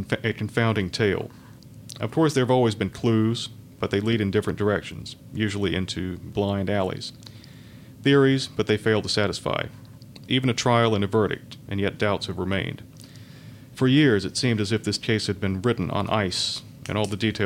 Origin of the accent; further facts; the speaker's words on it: Sanford, North Carolina, United States; moved away as an adult; now in Charlotte, United States; my hometown is Sanford, North Carolina, which is not too far from Raleigh